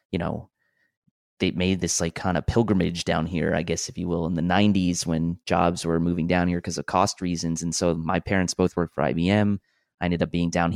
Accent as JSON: {"language": "English", "region": "New York", "country": "United States", "moved": "yes", "lives_now": "Cary, United States", "said": "I am from New York and live in a town down here in North Carolina called Cary. And I moved down here in the mid-90s."}